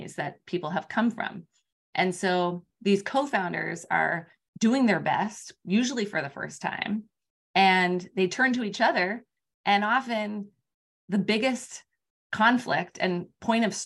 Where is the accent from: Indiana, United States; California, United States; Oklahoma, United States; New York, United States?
California, United States; Palo Alto; I grew up in Palo Alto. I was across the street from Stanford